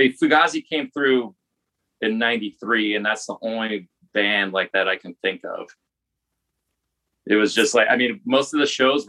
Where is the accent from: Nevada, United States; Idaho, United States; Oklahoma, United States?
Nevada, United States; Las Vegas; moved away as an adult; also born or lived in Detroit; now in Chicago, United States; I'm from Las Vegas originally.